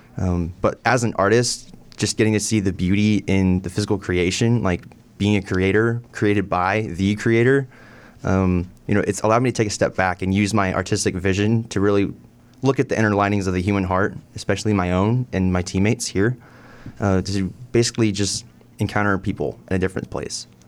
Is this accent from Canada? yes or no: no; Irving, Texas, United States; also born or lived in Denton, Texas; now in Cleveland, United States; I'm originally from Irving, Texas.